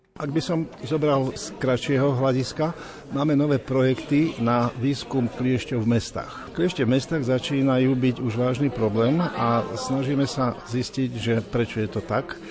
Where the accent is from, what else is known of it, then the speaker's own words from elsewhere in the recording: Kežmarok, Prešov Region, Slovakia; vyrastal som v Kežmarku, čo je 600 metrov nad morom